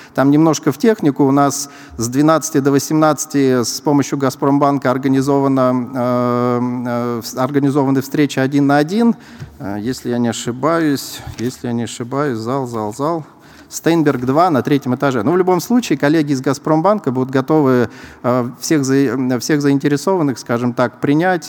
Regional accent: Saint Petersburg, Russia; Я сам из Санкт-Петербурга

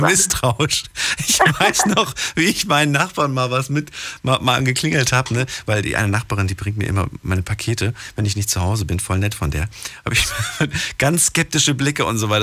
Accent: East Germany, Germany; eigentlich bin ich in der DDR groß geworden

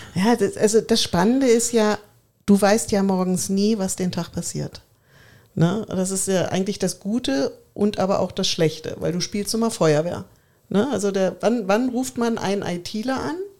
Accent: Braunschweig, Lower Saxony, Germany; moved away as an adult; now in Bavaria, Germany; in meiner Heimat in Braunschweig

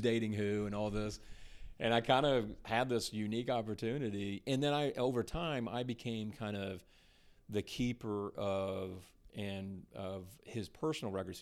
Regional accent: Rockwall, Texas, United States; born or raised there; also born or lived in Waukegan, Illinois / Dallas, Texas

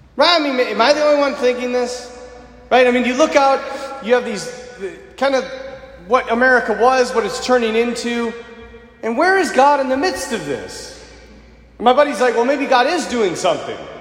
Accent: United States; As Americans today

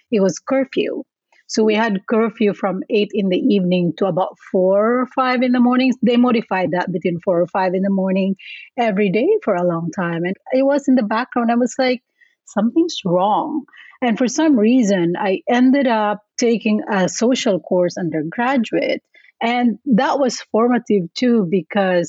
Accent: Philippines; moved away as an adult; also born or lived in Thailand; now in California, United States; I am an immigrant from the Philippines. I came here as a student

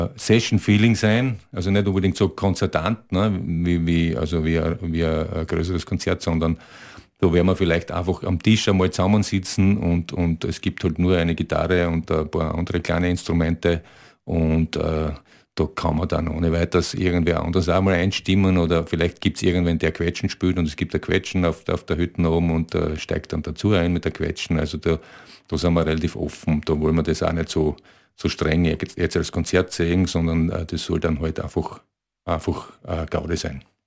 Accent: area of Graz and south of it, Styria, Austria; Wir, wir kommen aus der Gegend von ja, Graz und äh, südlich davon.

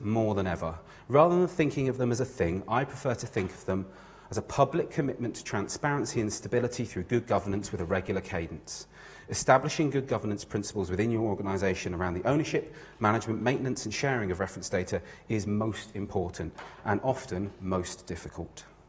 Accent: Newquay, South West England, United Kingdom; I grew up in Newquay, the home of UK surfing.

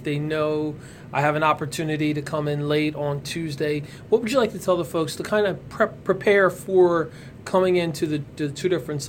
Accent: Ewing Township, New Jersey, United States; growing up in Ewing Township

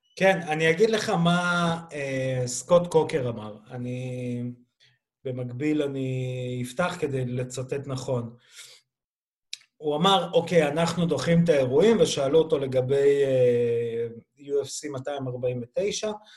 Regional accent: Belarus; now in Israel; ואני כבלרוסי גאה

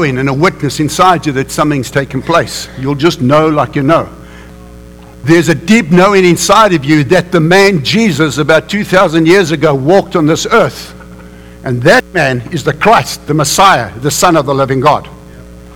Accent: South Africa; We grew up in South Africa, unfortunately, in the apartheid system

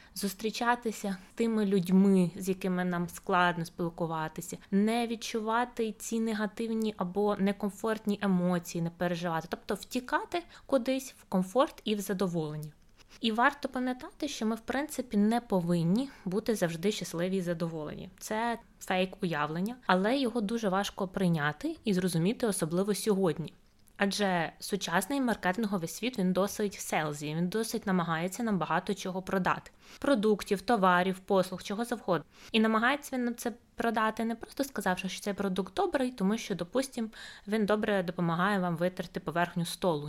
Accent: Ukraine; до нас, українців

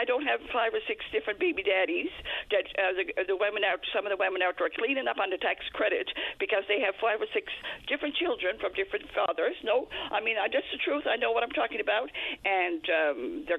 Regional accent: Newfoundland and Labrador, Canada; I'm almost ashamed to be a Newfoundlander

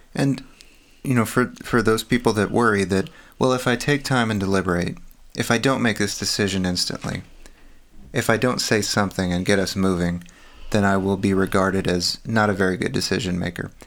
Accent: Texas, United States; now in California, United States; I was raised in Texas.

